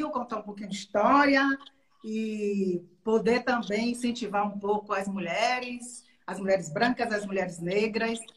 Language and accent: Portuguese; Maragogipe, Bahia, Brazil; now in Salvador, Brazil; eu quando eu vim do interior, eu vim da cidade de Maragogipe, do Recôncavo, que eu vi aquela coisa de estudar